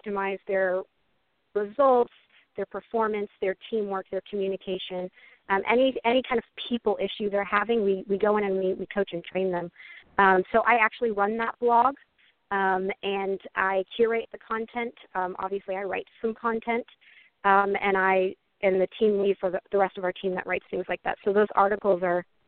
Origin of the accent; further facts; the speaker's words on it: just north of Houston, Texas, United States; moved away; also born or lived in Vermont / New York / upstate New York / Oklahoma; moved down to Texas to just north of Houston, and that's pretty much where I grew up from, like, second grade all the way through high school